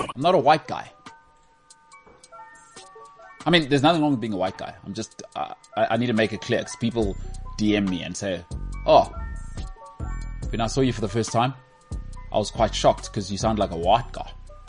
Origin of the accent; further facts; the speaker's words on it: Emalahleni, Mpumalanga, South Africa; born there; I was born in the northern suburbs of Well, I was born in Emalahleni, but I moved. I moved here, you know?